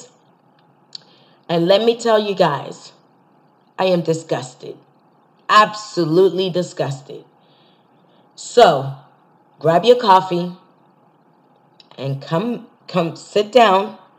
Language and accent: English; Nigeria; I'm Nigerian